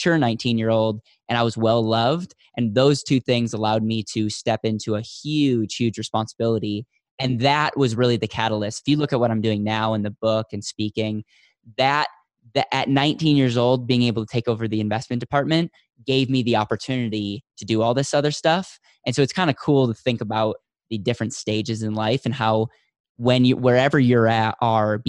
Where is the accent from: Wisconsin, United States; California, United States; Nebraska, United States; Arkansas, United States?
Wisconsin, United States; central; now in Denver, United States; I'm from the Midwest, though. So okay. I grew up in central Wisconsin.